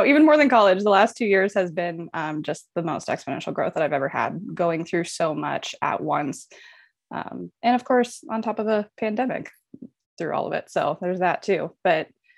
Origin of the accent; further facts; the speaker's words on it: Omaha, Nebraska, United States; moved away as an adult; I am Omaha native, born and raised in Omaha, Nebraska